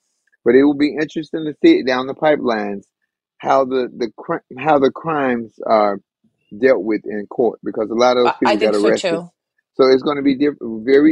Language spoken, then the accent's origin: English; United States; as an American